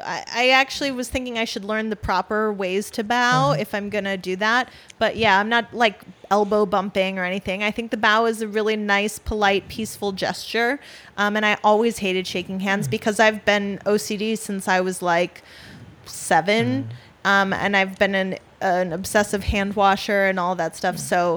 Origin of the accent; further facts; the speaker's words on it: Wisconsin, United States; now in New York City, United States; I'm from Wisconsin, so there's like more sort of classic values and things that you do growing up.